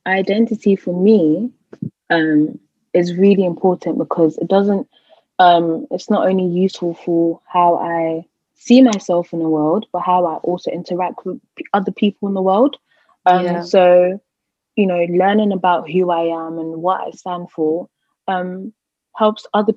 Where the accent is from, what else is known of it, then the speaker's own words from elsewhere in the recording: United Kingdom; also born or lived in Bristol; I am Ghanaian by descent, but I was born in Britain.